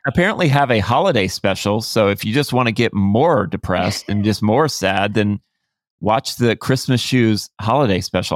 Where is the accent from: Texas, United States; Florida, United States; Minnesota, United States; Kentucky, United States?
Florida, United States; I grew up in Florida, you know, it's hot here